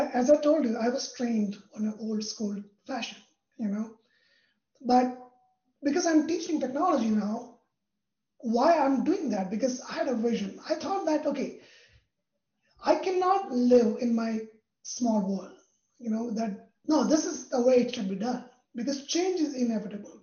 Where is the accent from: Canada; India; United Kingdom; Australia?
India; moved away; I'm from India